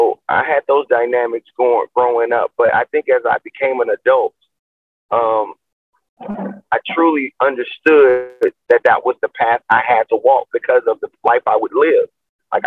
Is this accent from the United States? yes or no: yes; Chicago, Illinois, United States; growing up in Chicago